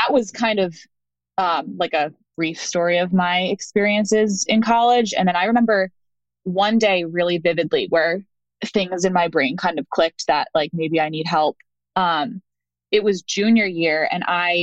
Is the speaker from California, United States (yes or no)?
no; outside of Philadelphia, Pennsylvania, United States; moved away as an adult; also born or lived in Colgate University, New York; now in North Carolina, United States; I was born and raised outside of Philly in Pennsylvania.